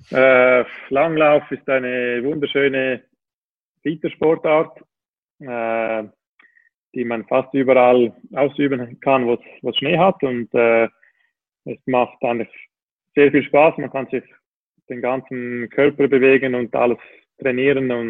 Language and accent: German; Switzerland; ich glaube, als Schweizer ist man schon stolz auf die Schweizer Schokolade